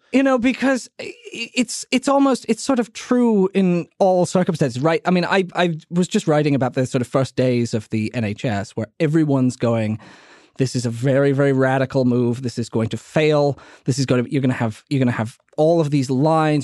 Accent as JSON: {"language": "English", "town": "New Orleans", "region": "Louisiana", "country": "United States", "tie": "born or raised there", "said": "my hometown of New Orleans"}